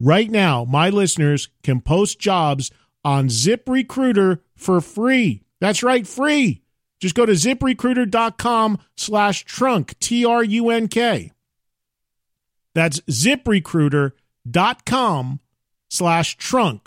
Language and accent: English; New Jersey, United States; a fellow Jersey brother